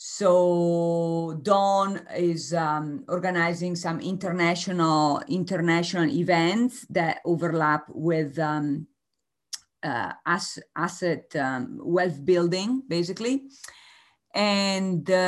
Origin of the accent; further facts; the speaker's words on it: Italy; moved away; I am originally from Italy